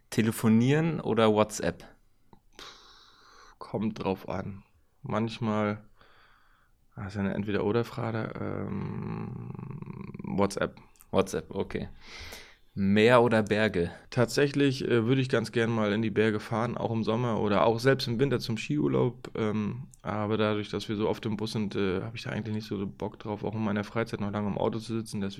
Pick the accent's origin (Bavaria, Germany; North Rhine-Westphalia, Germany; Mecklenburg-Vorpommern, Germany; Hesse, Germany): Mecklenburg-Vorpommern, Germany; born there; Angefangen, Handball zu spielen, habe ich wirklich in meiner Geburts- äh, oder meinem Geburtsort Termin, SV Einheit Termin